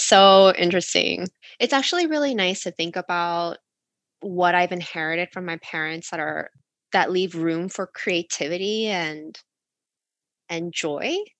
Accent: United States; when I was growing up in America

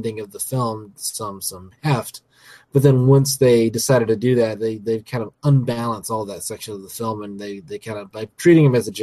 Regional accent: United States; the American on the podcast

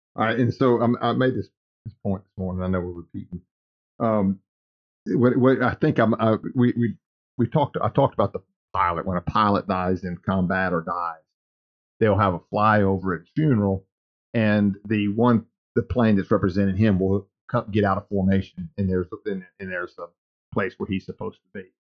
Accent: Lake Charles, Louisiana, United States; also born or lived in Cameron, Louisiana; sometime in my childhood, before we moved from Lake Charles to Cameron

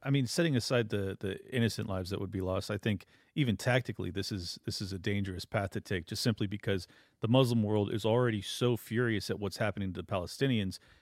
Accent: San Diego, California, United States; I grew up in San Diego

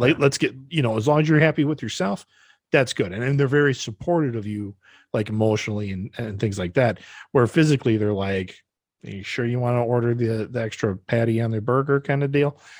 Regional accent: Brodhead, Wisconsin, United States; born or raised there; moved away

